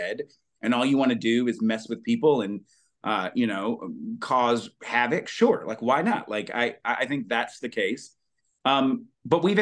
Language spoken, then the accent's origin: English; Alabama, United States; growing up in Alabama